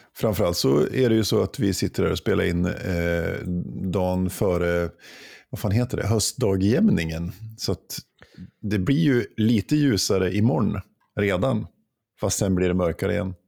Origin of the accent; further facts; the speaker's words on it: Jämtland, Sweden; moved away; När jag var hemma i Jämtland